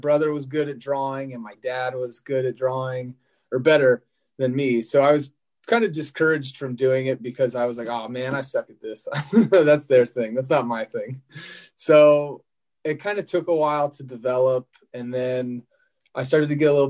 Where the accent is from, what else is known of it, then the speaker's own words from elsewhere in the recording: Annapolis, Maryland, United States; now in Sacramento, United States; I grew up in Annapolis, Maryland, which is a few hours south of New York